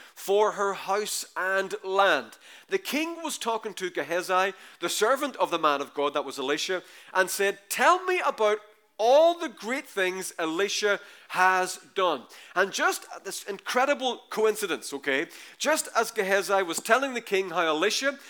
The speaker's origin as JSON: {"language": "English", "country": "Ireland", "said": "We're Irish"}